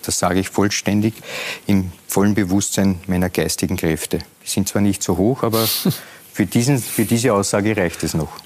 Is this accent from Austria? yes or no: yes; Lower Austria, Austria; Nein, ich bin Niederösterreicher.